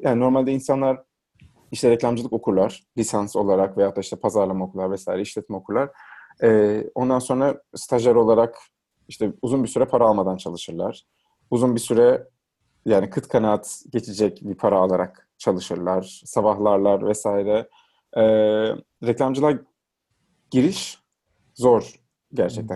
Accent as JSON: {"language": "Turkish", "region": "Trabzon", "country": "Turkey", "tie": "born or raised there", "moved": "as an adult", "lives_now": "Istanbul, Turkey", "said": "Trabzon'da doğdum, büyüdüm"}